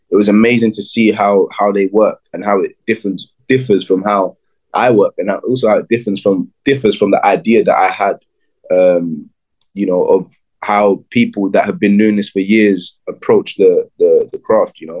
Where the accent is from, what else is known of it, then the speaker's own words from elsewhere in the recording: Jamaica; I'm Jamaican.